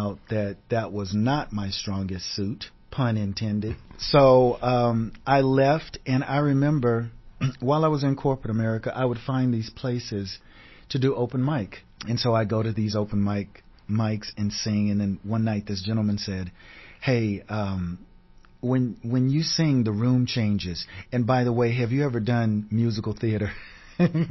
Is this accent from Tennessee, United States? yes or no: yes; Nashville, Tennessee, United States; moved away as an adult; also born or lived in New York; now in Los Angeles, United States; I was born and raised in Nashville, Tennessee